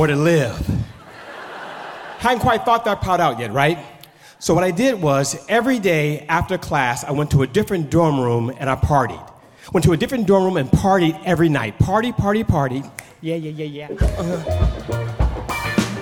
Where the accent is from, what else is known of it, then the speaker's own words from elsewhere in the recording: Oakland, California, United States; moved away as an adult; also born or lived in Los Angeles, California; I grew up on East 14th in Oakland, California